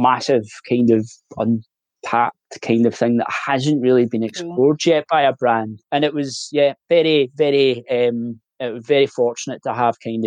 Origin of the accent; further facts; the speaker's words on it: Glasgow, Scotland, United Kingdom; I'm originally from Glasgow